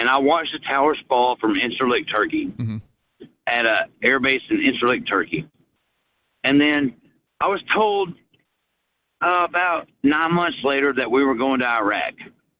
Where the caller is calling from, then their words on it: Chattanooga, Tennessee, United States; from Chattanooga.